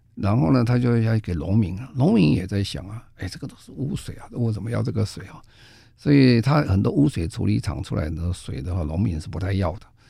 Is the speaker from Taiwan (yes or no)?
yes; Taiwan; 我们在台湾